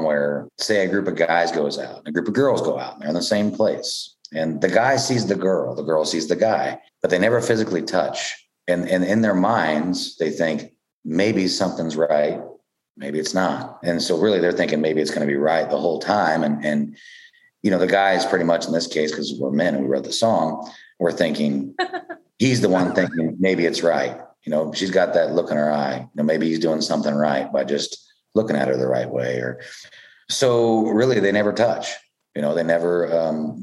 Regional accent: Ottawa, Kansas, United States; I'm from Ottawa, Kansas. And in Ottawa, we got a square, and it's got the courthouse in the middle of it

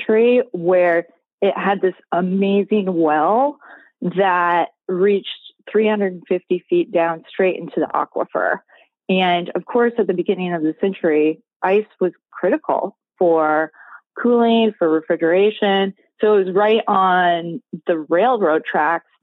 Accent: Iowa, United States; moved away as an adult; now in Gainesville, United States; I'm from Iowa. So I am not a Gainesville native. My husband and I moved here in 2009

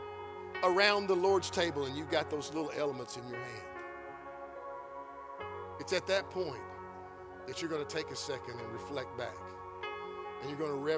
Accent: Georgetown, United States; also born or lived in Florence; I grew up in Georgetown. Part of my high school years was in Georgetown

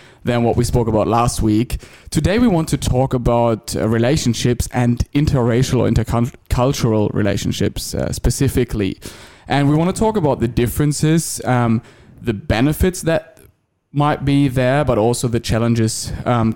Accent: Germany; moved away as an adult; now in Australia; I've spent most of my life, the first 27 years of my life, I think, in Germany

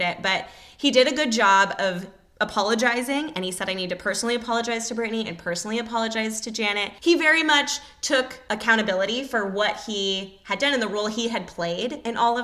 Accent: California, United States; being from California

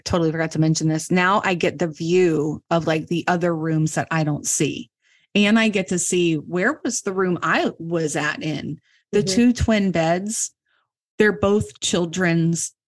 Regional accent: Virginia, United States; moved away; I'm from Virginia originally.

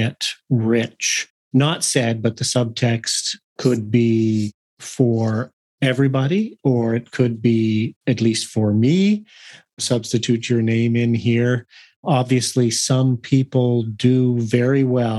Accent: Canada; I'm both a Canadian

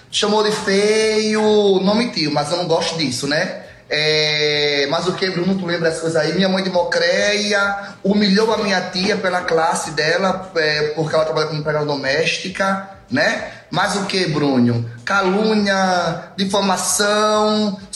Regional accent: Northeast Region, Brazil; já gravamos aqui a tela você imitando o sotaque da minha mãe, xenofóbica, imitando porque nós somos nordestino, entendeu?

